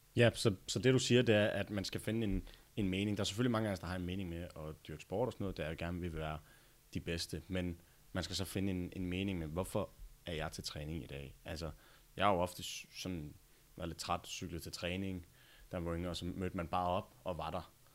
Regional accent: Denmark; also born or lived in United States; jeg flyttede tilbage fra USA til Danmark

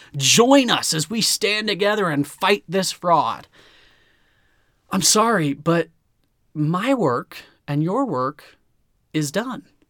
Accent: United States; I am an American

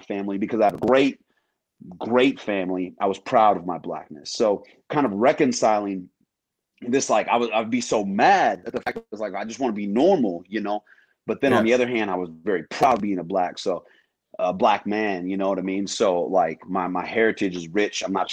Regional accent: Missouri, United States; moved away as an adult; now in Minnesota, United States; I grew up in Missouri

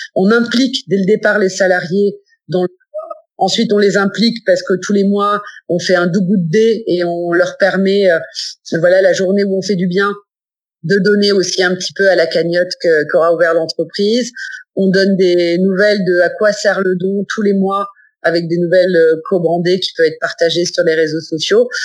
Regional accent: Nice, Provence-Alpes-Côte d'Azur, France; je suis originaire de Nice

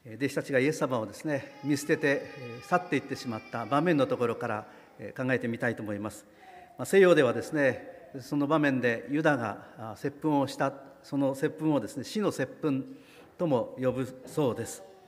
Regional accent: Kagoshima, Japan; moved away; 私の郷里の偉人である西郷隆盛

